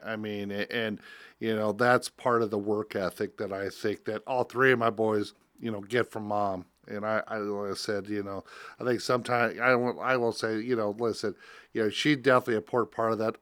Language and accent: English; Spencer, Iowa, United States; growing up in Spencer, Iowa